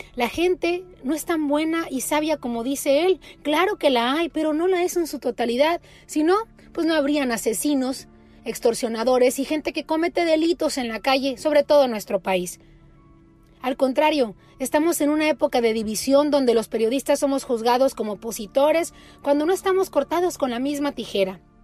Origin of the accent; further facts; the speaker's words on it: Mexico; los mexicanos que vivimos en el territorio nacional